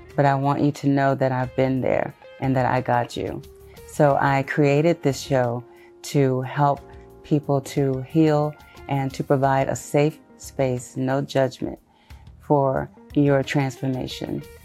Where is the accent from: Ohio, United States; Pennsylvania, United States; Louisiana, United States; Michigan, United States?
Louisiana, United States; Shreveport; also born or lived in Houston, Texas; I am originally from Houston, Texas, but was raised in Shreveport, Louisiana.